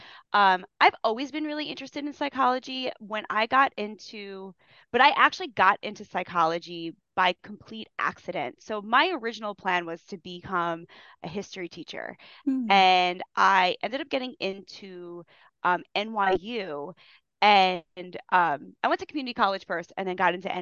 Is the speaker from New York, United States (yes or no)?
yes; Long Island, New York, United States; I grew up in Long Island.